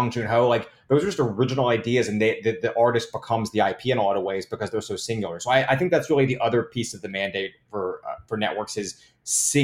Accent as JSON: {"language": "English", "region": "Tennessee", "country": "United States", "moved": "yes", "said": "I'm from Tennessee originally"}